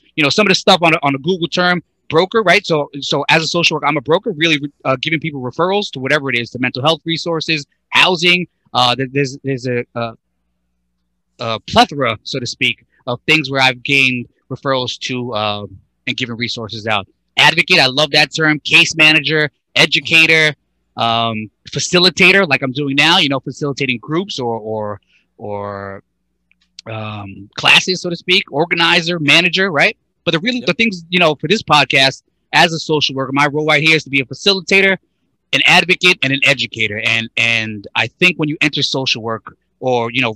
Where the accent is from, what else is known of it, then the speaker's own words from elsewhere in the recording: Brentwood, New York, United States; we're all from Brentwood, but Suffolk County